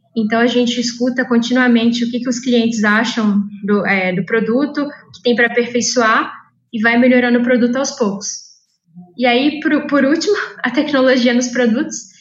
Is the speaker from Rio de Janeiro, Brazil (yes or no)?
no; Juiz de Fora, Minas Gerais, Brazil; moved away as an adult; now in São Paulo, Brazil; eu sou mineira de Juiz de Fora e eu vim parar aqui em São Paulo por meio do ITA